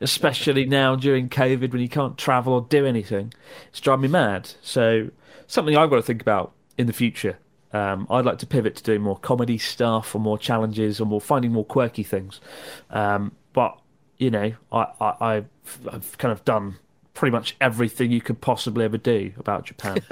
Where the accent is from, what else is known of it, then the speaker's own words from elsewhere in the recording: United Kingdom; as a British person